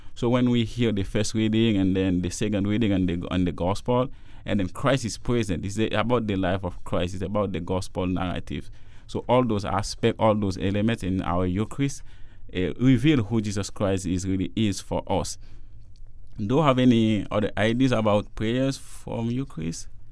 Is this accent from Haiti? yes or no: yes; Haiti; now in Toronto, Canada; I'm a Jesuit from Haiti. And I'm doing theology now in Toronto at Regis College.